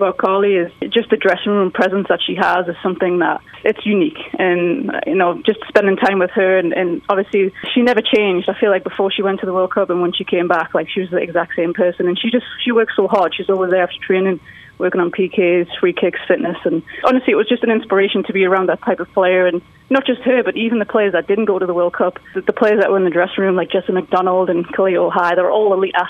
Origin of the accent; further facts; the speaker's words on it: England, United Kingdom; moved away as an adult; now in United States; Being English is kind of difficult. I'm sure people that know how the immigration goes know how difficult it is to stay.